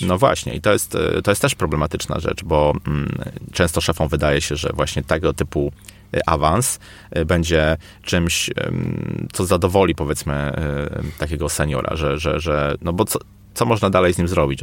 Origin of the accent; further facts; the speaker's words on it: Poznań, Greater Poland, Poland; u nas w Poznaniu